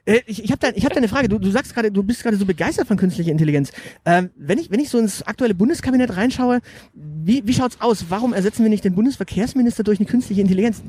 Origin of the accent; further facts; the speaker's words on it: Münster, North Rhine-Westphalia, Germany; ich bin in Münster aufgewachsen, also ein paar Meter weiter da hinten